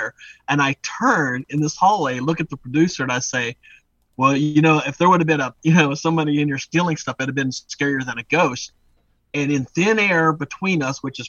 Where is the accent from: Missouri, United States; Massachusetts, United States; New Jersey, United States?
Missouri, United States; St. Louis; I was born and raised in St. Louis